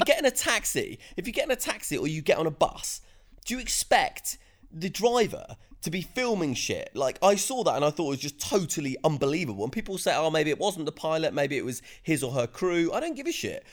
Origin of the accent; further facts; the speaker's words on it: United Kingdom; as a Brit